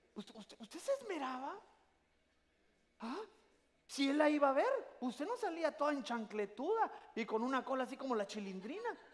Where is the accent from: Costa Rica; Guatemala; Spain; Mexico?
Guatemala; now in United States; mándenme la aldea del Jute, yo quiero que me entierren en mi tierra